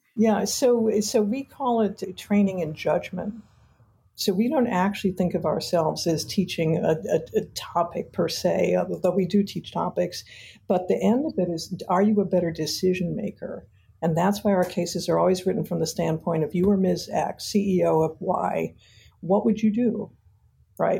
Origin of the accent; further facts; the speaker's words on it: Detroit, Michigan, United States; I grew up in Detroit, Michigan